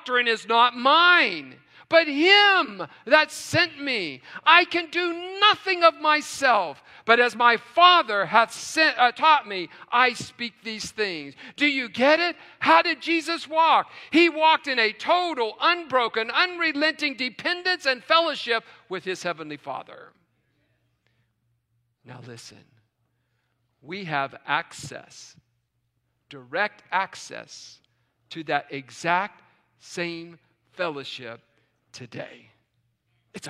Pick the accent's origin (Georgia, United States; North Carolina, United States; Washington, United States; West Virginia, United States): West Virginia, United States; now in Tucson, United States; growing up in West Virginia